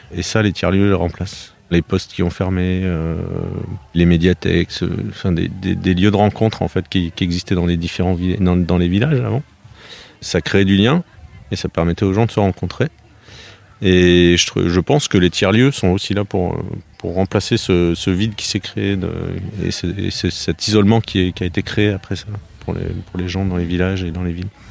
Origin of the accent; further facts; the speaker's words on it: Grenoble area, Auvergne-Rhône-Alpes, France; now in Gâvres, France; Je viens de, la région de Grenoble. À l'origine, j'ai fait mes études là-bas